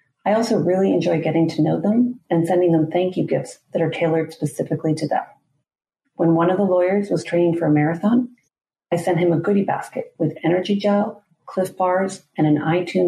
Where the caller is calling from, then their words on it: Washington, District of Columbia, United States; I'm joining you from Washington, D.C.